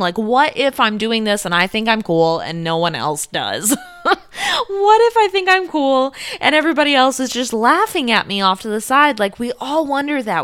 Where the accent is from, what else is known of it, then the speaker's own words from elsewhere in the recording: South Korea; moved away as an adult; also born or lived in Italy; I grew up in South Korea